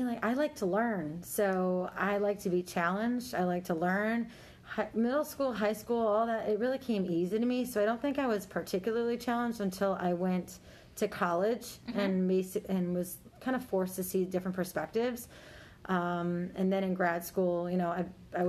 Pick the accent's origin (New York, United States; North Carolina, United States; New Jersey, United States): New York, United States; Buffalo; moved away; I'm from Buffalo, New York.